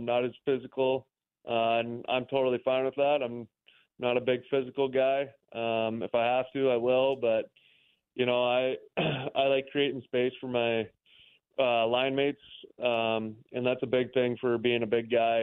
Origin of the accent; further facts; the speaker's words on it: Minnesota, United States; moved away as an adult; now in Wichita, United States; I'm from Minnesota, so it's only about 7.5 hours from my home.